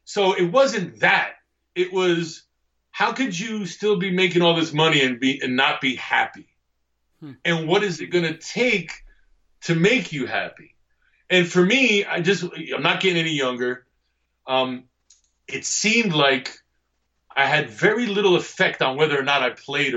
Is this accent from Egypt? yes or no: yes; Egypt; moved away; also born or lived in Greece; where I'm from in Egypt